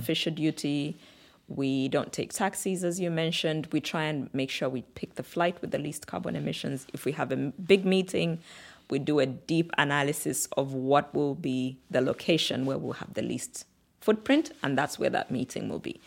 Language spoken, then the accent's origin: English; Kitwe, Copperbelt Province, Zambia; moved away as an adult; also born or lived in Samfya, Zambia / Luanshya, Zambia / Lusaka, Zambia; now in Nairobi, Kenya; we moved to a slightly bigger town called Kitwe in the Copperbelt region of Zambia